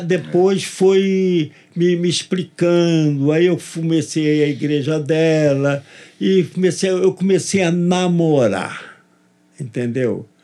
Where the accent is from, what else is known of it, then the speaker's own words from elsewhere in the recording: Rio de Janeiro, Brazil; Eu sou do Rio, carioca do Rio. da Gema